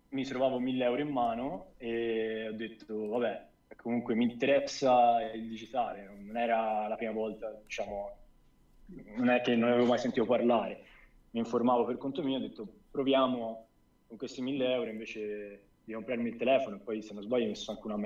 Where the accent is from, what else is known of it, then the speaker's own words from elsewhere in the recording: near Florence, Tuscany, Italy; accent: Tuscan; also born or lived in Sicily; Toscano. Vicino Firenze.